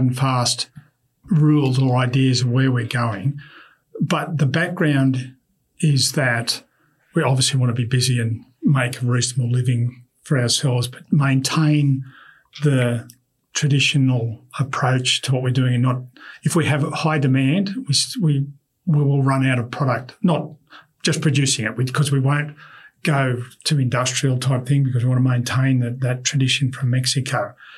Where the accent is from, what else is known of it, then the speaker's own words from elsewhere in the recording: Australia; we are Australian